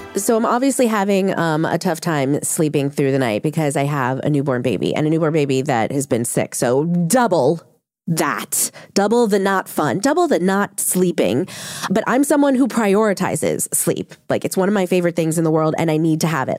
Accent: New Orleans, Louisiana, United States; I grew up in New Orleans

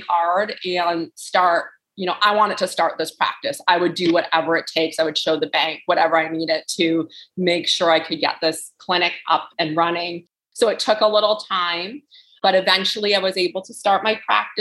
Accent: Ontario, Canada; moved away as an adult; now in New Hampshire, United States; I was raised in Ontario, Canada

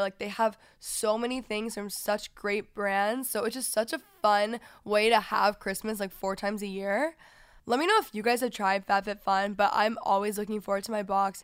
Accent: Texas, United States; now in Los Angeles, United States; I'm from Texas

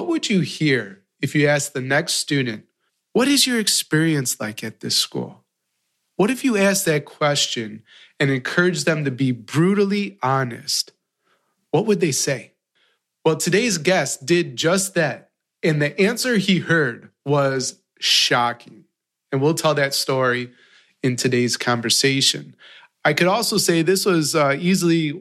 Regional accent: Chicago, Illinois, United States; I come from Chicago

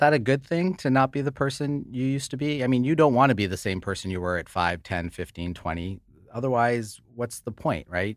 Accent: United States; we both grew up in the United States

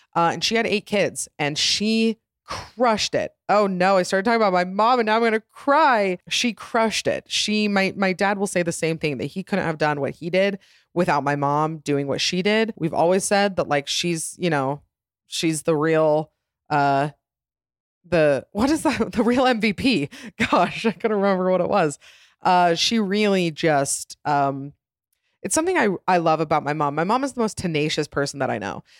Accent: Utah, United States; also born or lived in Atlanta, Georgia; we moved here to Utah. Then we moved around a little bit, but, uh, mostly been Utah

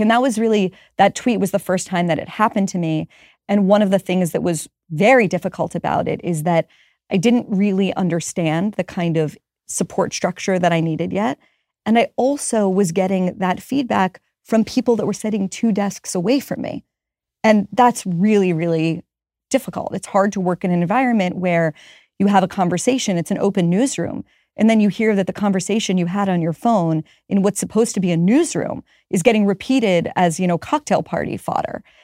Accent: Pittsburgh, Pennsylvania, United States; moved away; I'm from Pittsburgh

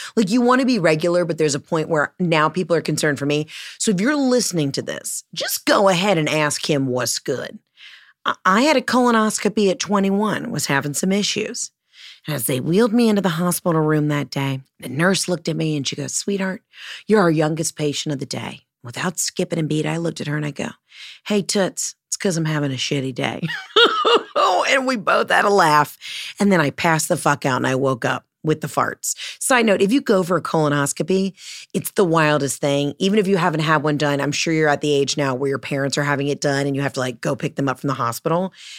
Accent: Georgia, United States; I'm from Georgia

